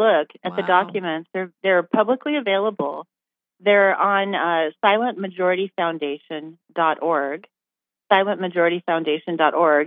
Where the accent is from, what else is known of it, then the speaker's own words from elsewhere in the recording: United States; I was born right here in America